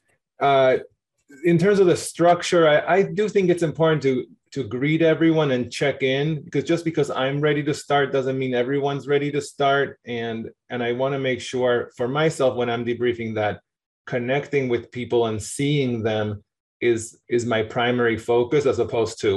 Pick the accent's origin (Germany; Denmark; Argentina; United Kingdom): Argentina; also born or lived in New York, United States; now in Boston, United States; I'm from Argentina originally.